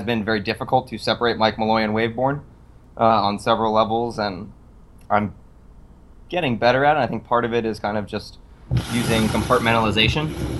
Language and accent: English; Ireland; I'm a small, pale Irish man.